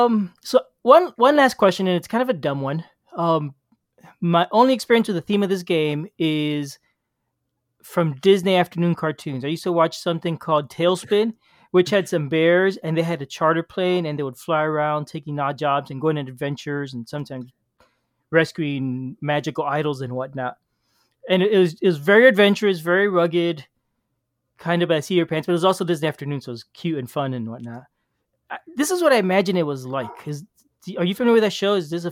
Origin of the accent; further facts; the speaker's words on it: Cuba; born there; And one day, I was born in Cuba.